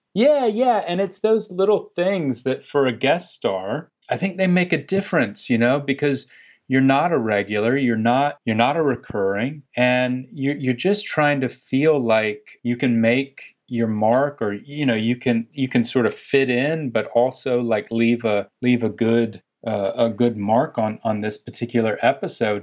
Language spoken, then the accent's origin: English; Chapel Hill, North Carolina, United States; accent: Southern; moved away; I'm from North Carolina